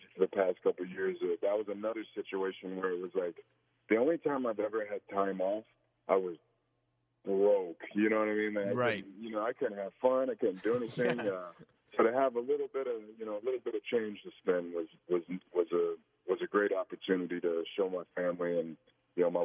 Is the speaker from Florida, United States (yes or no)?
yes; the Florida Panhandle, United States; we grew up in the South, you know, and if you grew up down in, you know, the panhandle of Florida, there's not much else